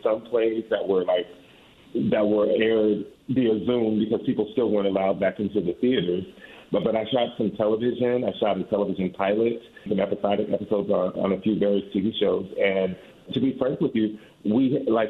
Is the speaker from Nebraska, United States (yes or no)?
no; Riverside, California, United States; moved away as an adult; also born or lived in Atlanta, Georgia / Boston / Washington, D.C.; now in New York City, United States; I originally grew up near the Los Angeles County area and Riverside, California.